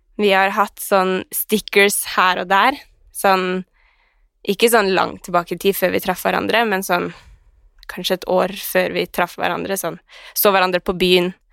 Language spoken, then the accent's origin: Norwegian; Skien, Telemark, Norway; now in Oslo, Norway; jeg var hjemme i Skien